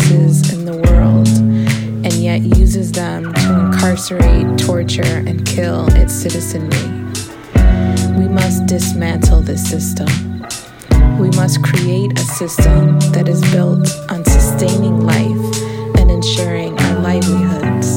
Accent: Chicago, Illinois, United States; I am a longtime organizer and artist, born and raised in Chicago.

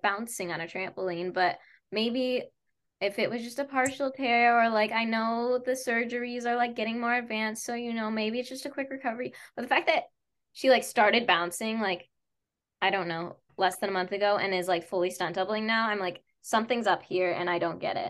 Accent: Chicago area, Illinois, United States

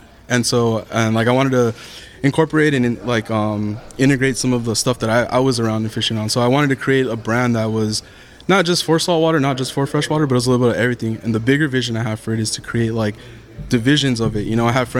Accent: Los Angeles, California, United States; So I was born and raised in East LA. I'm from LA County area.

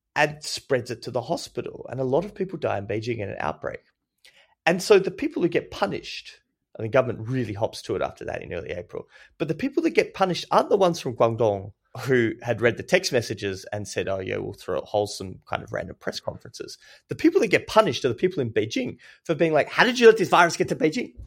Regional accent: Australia; I'm Australian

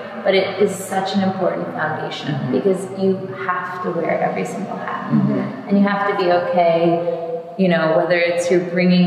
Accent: New York, United States; being a New Yorker

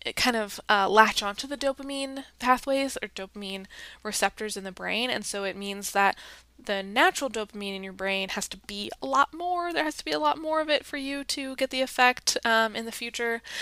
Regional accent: United States; my own experience as an American

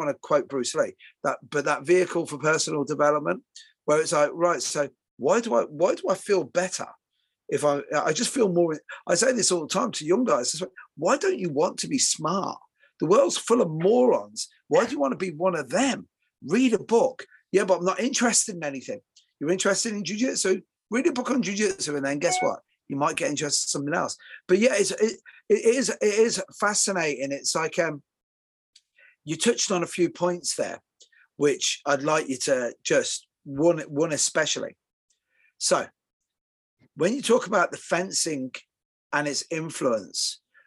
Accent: Ireland; now in England, United Kingdom; I live in England, and you know, hey, I'm Irish

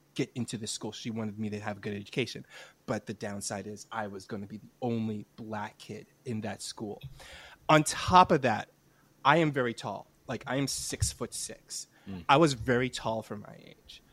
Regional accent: New York City, New York, United States; I grew up in New York City, but I grew up in like the Upper West Side

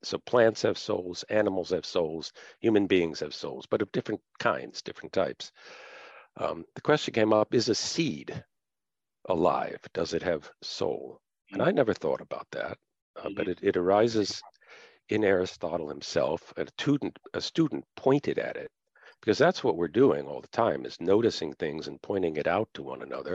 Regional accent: United States; being an American and being in America rather than other countries where I've taught

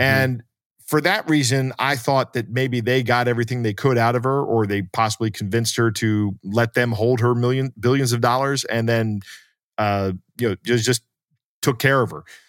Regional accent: United States; as an American

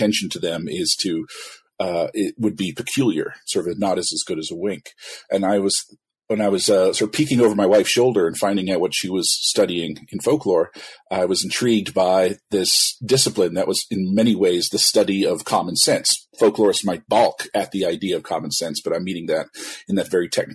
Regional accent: Ottawa, Ontario, Canada; I'm Canadian. I was born in Ottawa

